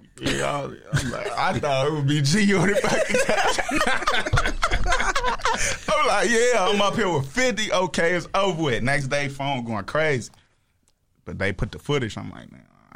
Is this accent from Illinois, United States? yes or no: yes; Chicago, Illinois, United States; I'm from Chicago